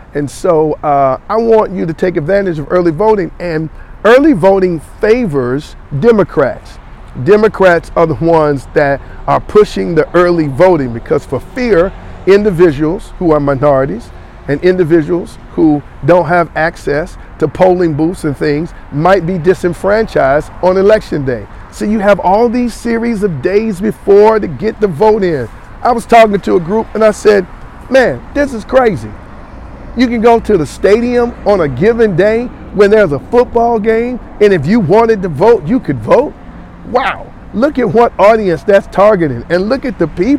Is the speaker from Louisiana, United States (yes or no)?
no; Gaston County, North Carolina, United States; I'm from Gaston, okay, but I work in Mecklenburg